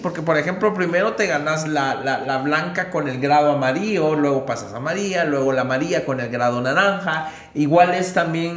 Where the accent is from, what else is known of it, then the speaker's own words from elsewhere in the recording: Mixco, Guatemala Department, Guatemala; nuestro municipio